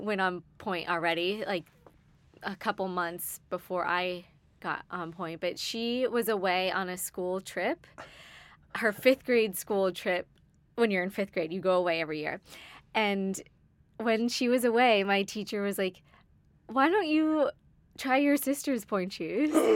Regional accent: Cape Cod, Massachusetts, United States; I grew up on Cape Cod, Massachusetts

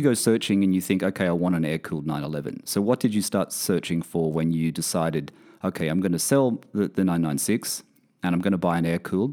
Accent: Australia; also born or lived in United Kingdom; now in Bahrain; I'm originally from Australia.

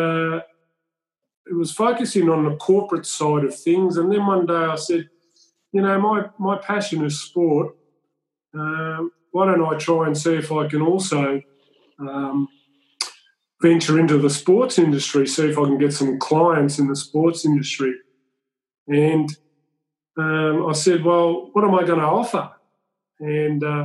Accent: Shepparton, Victoria, Australia; I grew up in a fruit and vegetable town called Shepparton

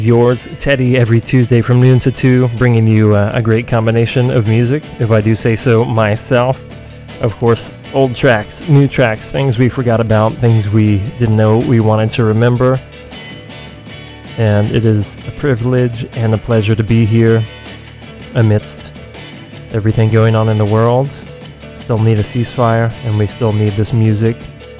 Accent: Athens, Georgia, United States; now in San Francisco, United States; Nucci's Space in Athens, Georgia, my hometown.

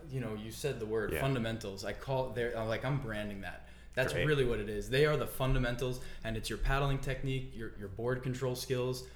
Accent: Amityville, New York, United States; born or raised there

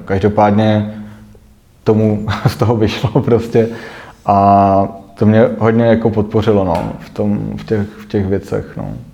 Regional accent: Prague, Czechia; jsem nastoupil jako Pražák

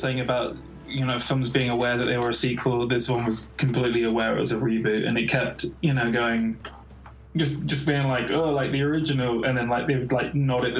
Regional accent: England, United Kingdom; someone from England that, you know, watching a movie like that already, a lot of that humor's lost on me because, you know, I'm not from the States.

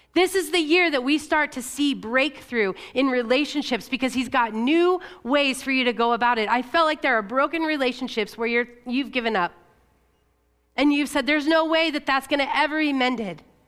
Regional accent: La Grande, Oregon, United States; I grew up in Le Grand where it's nine months of the year, it's mostly winter

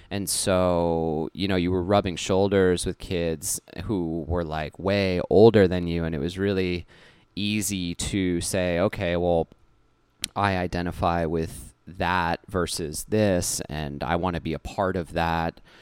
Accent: Cutchogue, New York, United States; also born or lived in Huntington, New York; when I was about five years old, I moved out to a small town on the North Fork of Long Island called Kutchog

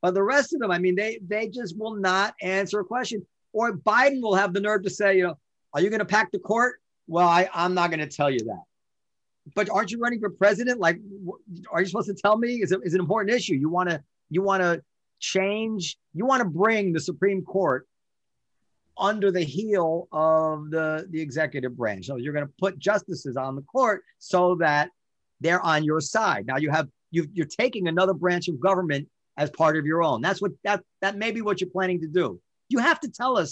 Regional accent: United States; as an American

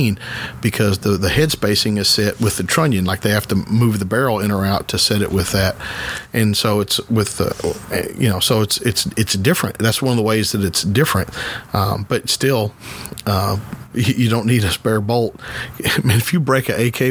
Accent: United States; we're American

